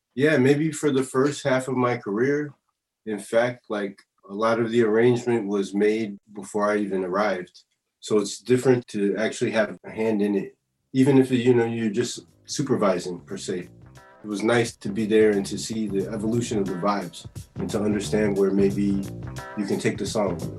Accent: Chicago, Illinois, United States; now in Paris, France; I'm from Chicago

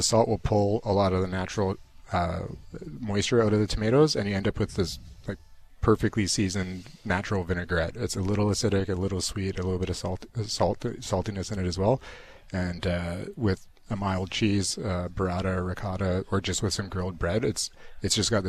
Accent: Edmonton, Alberta, Canada; From Edmonton.

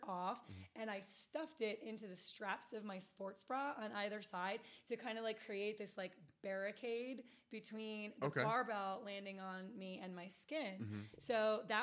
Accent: Florida, United States; I'm from Florida

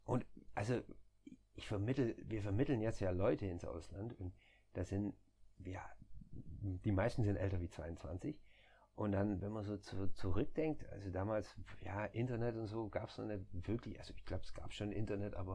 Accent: near Stuttgart, Baden-Württemberg, Germany; moved away as an adult; now in Netherlands; ich komme aus, aus der Nähe von Stuttgart, dann Esslingen äh, liegt auch in der Nähe von Stuttgart

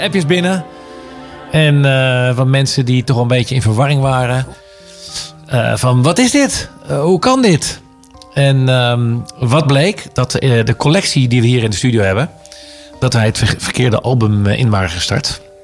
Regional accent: The Hague, South Holland, Netherlands; ik ben Hagenees. Ik ben in Haag geboren.

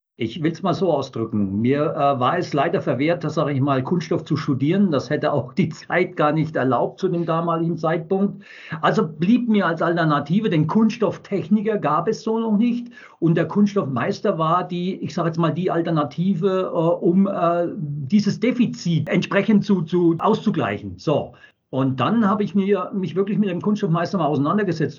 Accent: Wertheim, Baden-Württemberg, Germany; geboren in Wertheim an der Tauber

